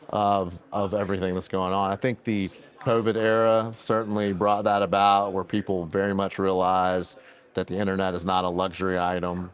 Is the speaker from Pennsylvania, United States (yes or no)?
no; Robeson County, North Carolina, United States; also born or lived in Georgia; being from rural Robeson County, North Carolina